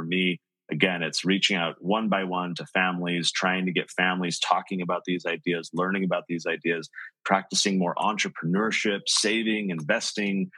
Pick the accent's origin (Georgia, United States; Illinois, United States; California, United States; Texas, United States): California, United States; San Diego; I grew up in San Diego